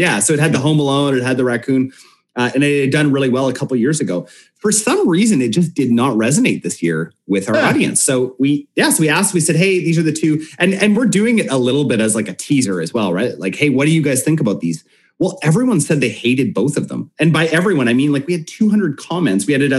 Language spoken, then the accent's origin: English; Canada; And we're predominantly Canadian too, so we're just like naturally apolitical.